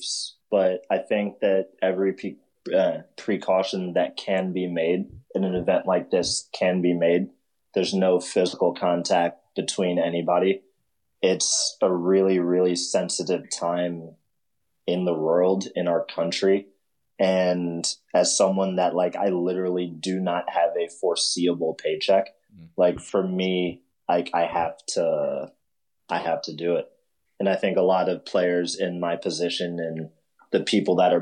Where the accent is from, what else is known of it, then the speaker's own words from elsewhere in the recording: Chicago, Illinois, United States; growing up in Chicago